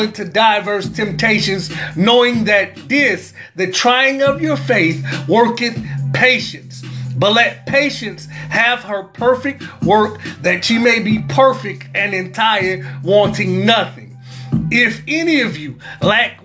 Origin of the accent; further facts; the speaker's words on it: New Orleans, Louisiana, United States; accent: New Orleans; in my New Orleans accent